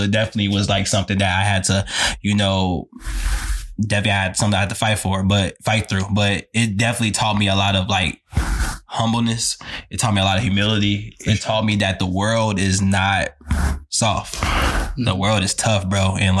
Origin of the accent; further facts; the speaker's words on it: Chicago, Illinois, United States; I'm originally from Chicago, Illinois. Shout out Chi-Town, man.